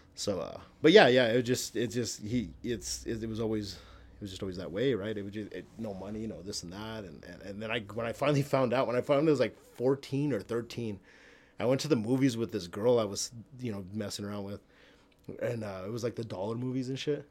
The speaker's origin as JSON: {"language": "English", "town": "El Paso", "region": "Texas", "country": "United States", "tie": "born or raised there", "accent": "El Paso slang", "moved": "yes", "said": "I grew up in El Paso"}